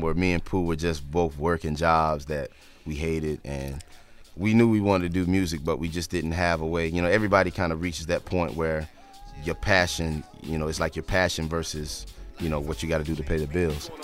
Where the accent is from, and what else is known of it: North Carolina, United States